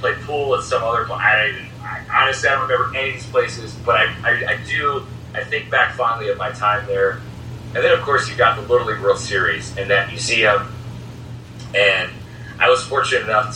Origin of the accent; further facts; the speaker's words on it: outside of Chicago, Illinois, United States; moved away as an adult; also born or lived in Williamsport, Pennsylvania / Raleigh, North Carolina / Lincoln, Nebraska; now in Wisconsin, United States; I'm a Midwestern guy. I grew up outside of Chicago